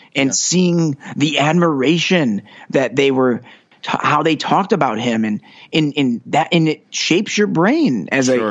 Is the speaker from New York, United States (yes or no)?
no; Detroit, Michigan, United States; moved away as an adult; now in Los Angeles, United States; growing up in Metro Detroit, I was I always joke, you know, I grew up on a street named Carroll Street